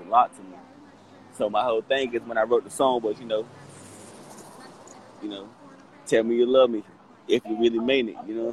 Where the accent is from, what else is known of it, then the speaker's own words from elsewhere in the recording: Charlotte, North Carolina, United States; it's my hometown here